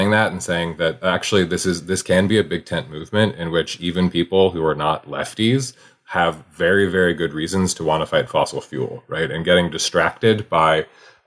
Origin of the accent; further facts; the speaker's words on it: Wyoming, United States; I grew up in Wyoming